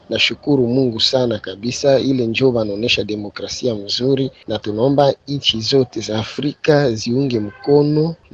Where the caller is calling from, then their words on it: Moba, Tanganyika, DR Congo; Napiga simu natokea maeneo ya Mtambala Sindano Aveni Kabuteke Moba DRC.